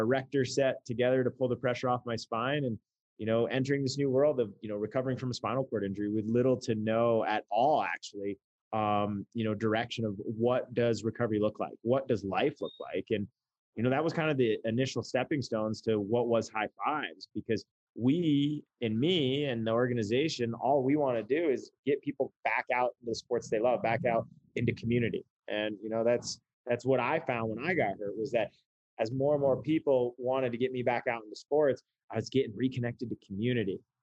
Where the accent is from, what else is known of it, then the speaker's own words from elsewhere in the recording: Vermont, United States; moved away as an adult; also born or lived in Northern California; I'm originally from Vermont, born and raised there